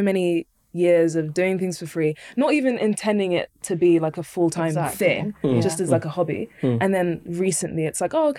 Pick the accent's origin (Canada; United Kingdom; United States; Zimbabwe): United Kingdom; London; I was born in London